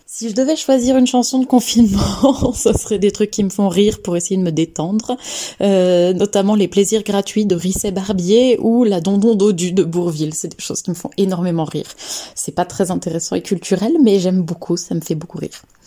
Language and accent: French; Lyon, Auvergne-Rhône-Alpes, France; also born or lived in Annecy; now in Saint-Étienne, France; je suis née à Annecy, j'ai grandi un peu plus à Lyon et maintenant j'habite à Saint-Étienne